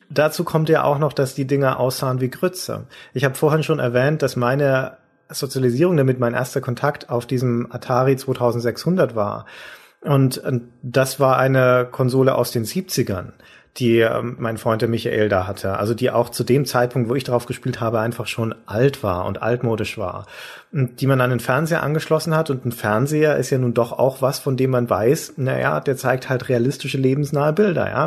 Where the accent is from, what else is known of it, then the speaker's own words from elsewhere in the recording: Nuremberg area, Bavaria, Germany; in Nürnberg bei uns